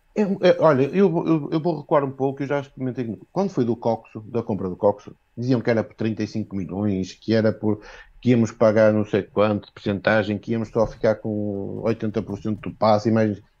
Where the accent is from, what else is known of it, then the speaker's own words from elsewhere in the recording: Viana do Castelo, Norte, Portugal; now in Póvoa de Varzim, Portugal; apesar de ser de Vião Castelo, moro na Póvoa de Barzinho.